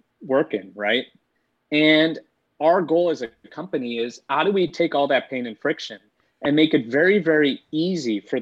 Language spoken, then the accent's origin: English; Bay Area, California, United States; I grew up in the Bay Area, so I've been born and raised here